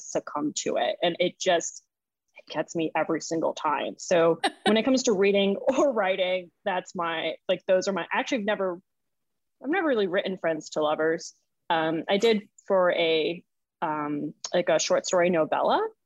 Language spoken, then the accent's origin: English; Boston, Massachusetts, United States; moved away as an adult; now in New Orleans, United States; growing up in Boston, like that's what we would do.